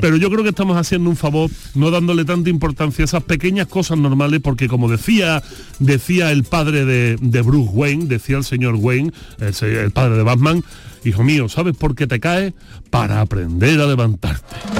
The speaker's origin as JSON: {"language": "Spanish", "town": "Utrera", "region": "Andalusia", "country": "Spain", "said": "allí en mi pueblo de Utrera"}